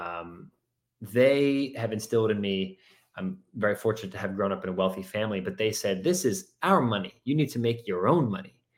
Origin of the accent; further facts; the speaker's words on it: Wellesley, Massachusetts, United States; I grew up in Wellesley